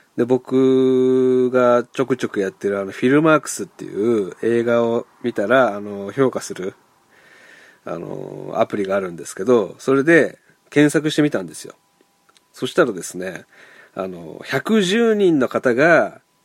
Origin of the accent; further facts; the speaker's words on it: Hiroshima, Japan; 僕、広島出身なんですけど